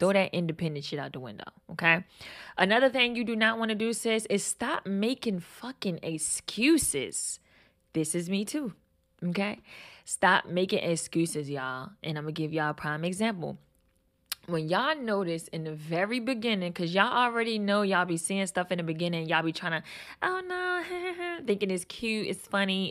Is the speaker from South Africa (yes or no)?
no; Baltimore, Maryland, United States; I'm from Baltimore